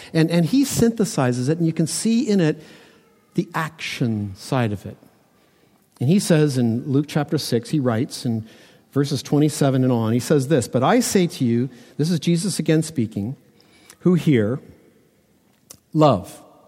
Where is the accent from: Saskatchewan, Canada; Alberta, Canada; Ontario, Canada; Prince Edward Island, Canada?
Ontario, Canada; Toronto; growing up in Toronto that when we built houses that they all had basements